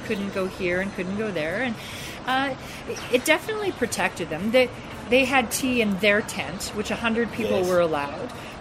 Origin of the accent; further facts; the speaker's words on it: Canada; being Canadian